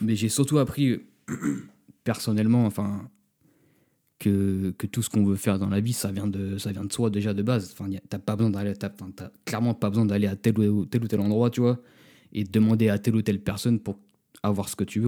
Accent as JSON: {"language": "French", "country": "France", "also_born_or_lived": "Los Angeles"}